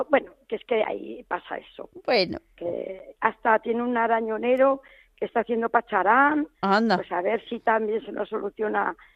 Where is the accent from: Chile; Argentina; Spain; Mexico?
Spain; Zaragoza, Aragon; que como yo también soy, de Zaragoza